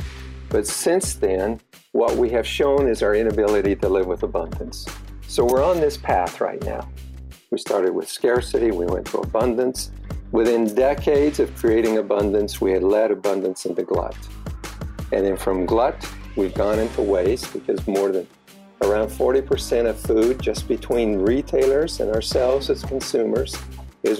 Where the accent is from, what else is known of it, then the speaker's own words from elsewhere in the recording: Wasatch Valleys, Utah, United States; also born or lived in Michigan; I grew up in the Wasatch Valleys in Utah, and it was a family farm